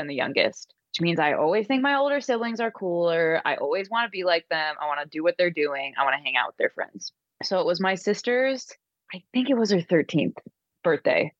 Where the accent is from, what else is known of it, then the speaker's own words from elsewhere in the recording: Chesapeake Beach, Maryland, United States; I grew up in Chesapeake Beach